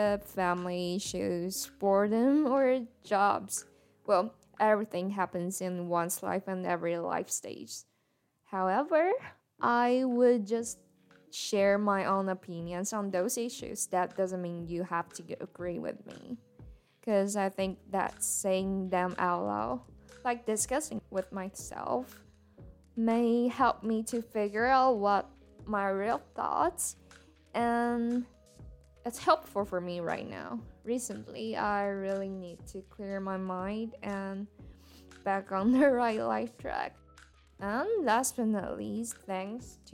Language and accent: English; Taiwan; first language Mandarin; English is a second language; And I'm a Mandarin native speaker. I'm a Taiwanese